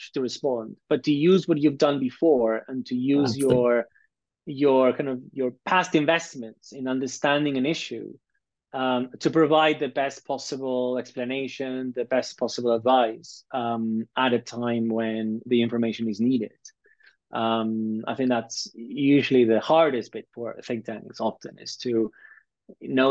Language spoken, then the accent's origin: English; Peru; I'm Latin American, I'm Peruvian